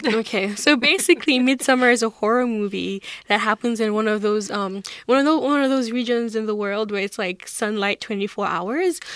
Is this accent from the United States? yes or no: no; Nigeria; moved away as an adult; now in Charlottetown, Canada; I grew up in Nigeria, and I moved to Charlottetown in twenty seventeen